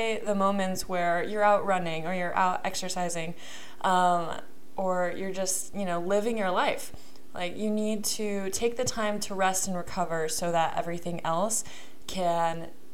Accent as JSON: {"language": "English", "town": "Kansas City", "region": "Missouri", "country": "United States", "moved": "yes", "said": "I am from Kansas City"}